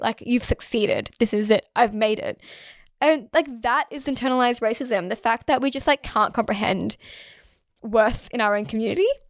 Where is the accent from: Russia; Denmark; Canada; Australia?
Australia; I am Australian, I promise. I'm from here